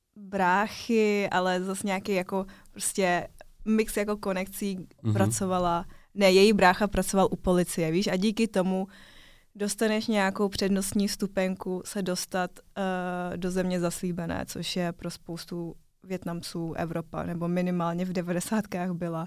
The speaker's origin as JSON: {"language": "Czech", "country": "Czechia", "tie": "born or raised there", "said": "žiju celý život v Česku. Narodila jsem se tady, takže jsem Čechovětnamka taková"}